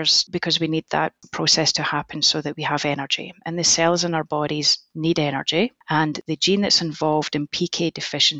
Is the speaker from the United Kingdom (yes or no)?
yes; Scotland, United Kingdom; moved away as an adult; now in United States; my home country of Scotland